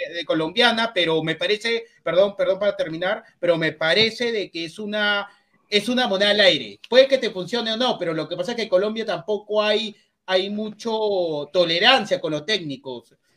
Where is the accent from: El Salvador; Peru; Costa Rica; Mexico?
Peru; No, yo no soy ecuatoriano, soy peruano